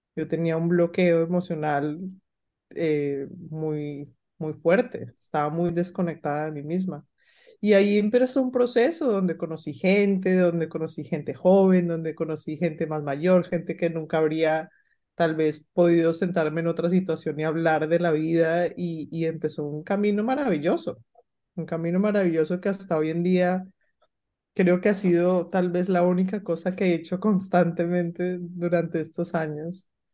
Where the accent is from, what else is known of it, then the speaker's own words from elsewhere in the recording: Colombia; moved away; yo recuerdo haber viajado a Colombia porque yo soy colombiana, pero no estaba viviendo en Colombia